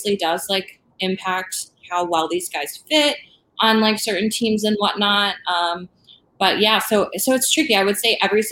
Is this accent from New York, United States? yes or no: no; Michigan, United States; I'm from Michigan